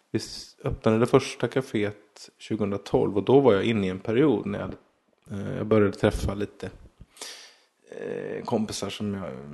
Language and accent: Swedish; Småland, Sweden; jag växte upp mestadels i Småland